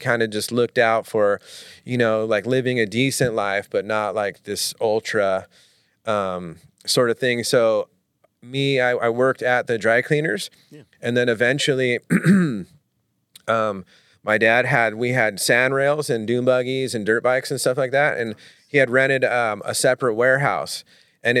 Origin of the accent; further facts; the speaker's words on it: Manhattan Beach, California, United States; I grew up mainly in Manhattan Beach when I was like, you know, kindergarten through high school